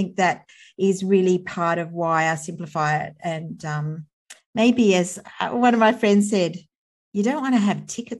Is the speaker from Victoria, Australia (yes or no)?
no; Sydney, New South Wales, Australia; I live in Sydney and I was born in Sydney and grew up here.